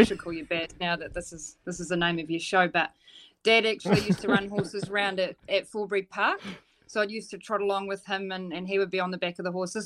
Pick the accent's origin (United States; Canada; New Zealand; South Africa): New Zealand; Dunedin, Otago; I'm from Dunedin